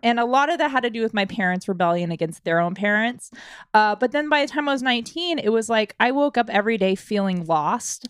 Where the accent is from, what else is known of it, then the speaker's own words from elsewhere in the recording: Washington, United States; moved away as an adult; I had to move out of my home state, which was Washington